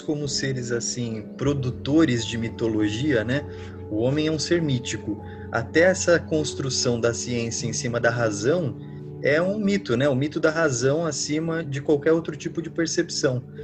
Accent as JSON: {"language": "Portuguese", "region": "São Paulo", "country": "Brazil", "said": "eu sou de São Paulo"}